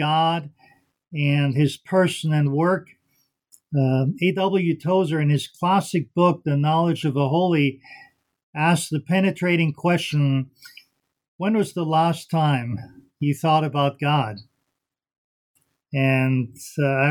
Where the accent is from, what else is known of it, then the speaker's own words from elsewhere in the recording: Vienna, Austria; first language German; English is a second language; moved away as an adult; also born or lived in South Carolina / Chicago; now in United States; I'm originally from Vienna, Austria, a native German speaker